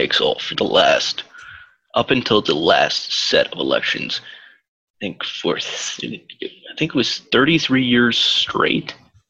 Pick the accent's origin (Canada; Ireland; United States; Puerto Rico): Canada; I am not actually an American. I'm north of the border.